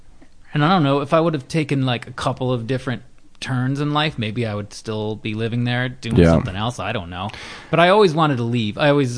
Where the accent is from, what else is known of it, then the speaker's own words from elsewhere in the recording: Naperville, Illinois, United States; moved away as an adult; also born or lived in Kenosha, Wisconsin / Midwest; now in Los Angeles, United States; So I grew up outside of Chicago, you know, 15, 20 miles outside of Chicago.